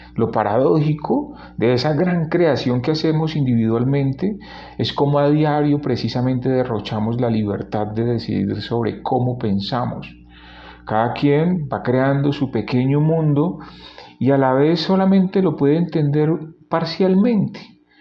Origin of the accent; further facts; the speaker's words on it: Cali, Valle del Cauca, Colombia; como decimos en mi ciudad natal, en Cali